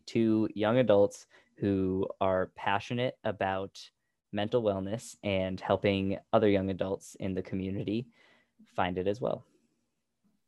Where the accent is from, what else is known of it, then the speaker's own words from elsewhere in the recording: New Hampshire, United States; So Heather and I, as far as I know, were both born and raised in the New Hampshire area.